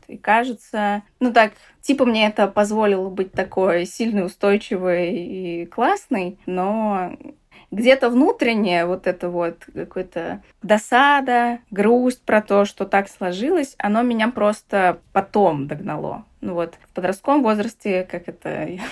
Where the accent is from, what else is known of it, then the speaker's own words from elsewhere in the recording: Saratov, Saratov Oblast, Russia; я из Саратова